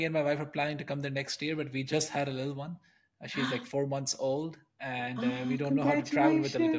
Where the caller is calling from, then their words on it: Netherlands; I'm calling in from the Netherlands.